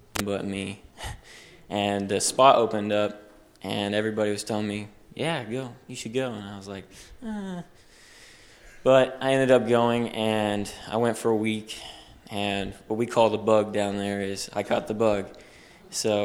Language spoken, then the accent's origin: English; Mexico; moved away; I grew up in Mexico